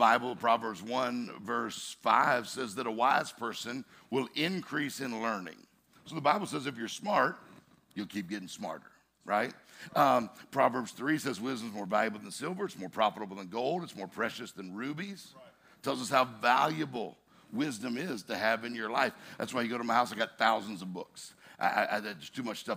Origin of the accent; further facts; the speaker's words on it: Mississippi, United States; I'm from Mississippi